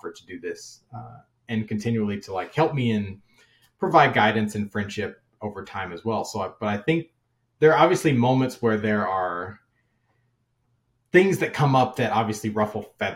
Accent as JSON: {"language": "English", "region": "Kentucky", "country": "United States", "tie": "born or raised there", "said": "I'm originally from Kentucky"}